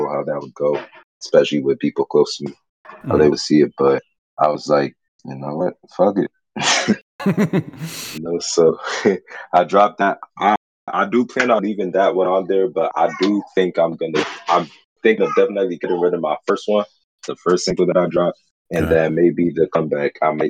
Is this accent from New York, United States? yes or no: no; Fairfax, Virginia, United States; also born or lived in Stafford-Fredericksburg, Virginia; now in Fredericksburg, United States; So, I was born in Fairfax Hospital. Fairfax is in Nova. That's the DMV. Mm-hmm. So we moved. Right now, I live in the Stafford-Fredericksburg area. So I'm out of the DMV right now. I'm not part of it.